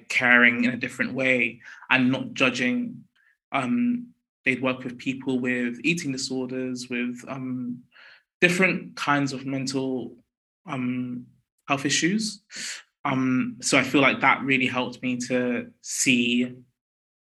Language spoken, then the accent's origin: English; London, United Kingdom; I was born in West London, North West London. And I grew up in West London